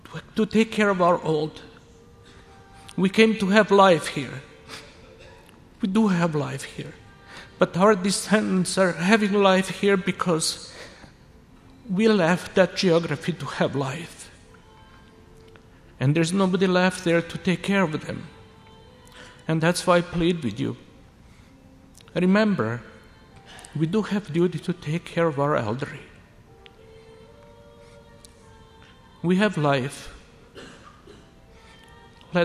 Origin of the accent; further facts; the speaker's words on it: Serbia; now in Canada; this is my hometown